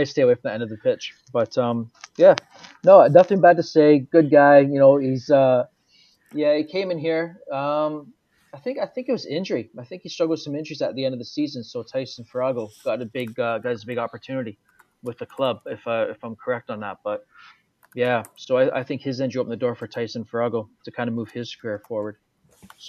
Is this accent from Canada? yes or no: yes; Toronto, Ontario, Canada; moved away; also born or lived in Edmonton; as this Canadian coming through the system